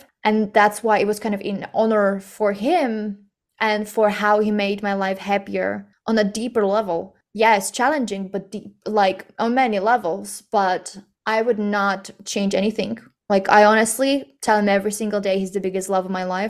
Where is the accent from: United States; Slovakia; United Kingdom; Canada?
Slovakia; we are from Slovakia